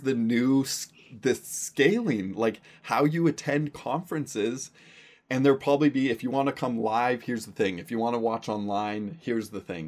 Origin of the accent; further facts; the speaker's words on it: Surrey, British Columbia, Canada; I grew up in Surrey, B C.